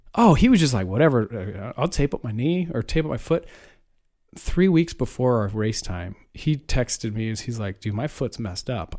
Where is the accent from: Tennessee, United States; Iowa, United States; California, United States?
Iowa, United States; I'm from Iowa